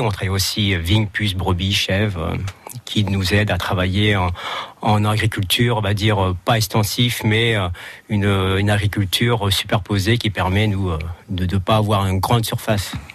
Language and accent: French; Chinon, Centre-Val de Loire, France; moved away; je suis d'origine de Chinon